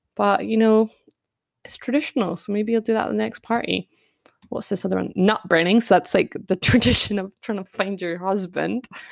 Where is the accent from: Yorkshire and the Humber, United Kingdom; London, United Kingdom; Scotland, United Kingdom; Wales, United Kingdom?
Scotland, United Kingdom; Scots; accent: Scottish; hopefully I don't butcher my Scots too much and put my family to shame. And uh, maybe you can hear my accent more than normal